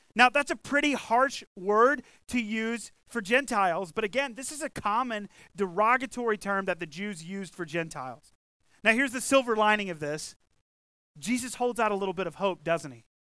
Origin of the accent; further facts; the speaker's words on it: the South, United States; we grew up in the South, right? I grew up here